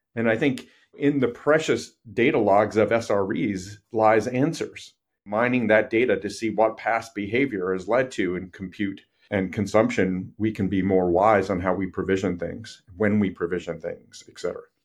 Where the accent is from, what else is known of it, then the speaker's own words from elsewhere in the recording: New York City, New York, United States; I grew up in New York City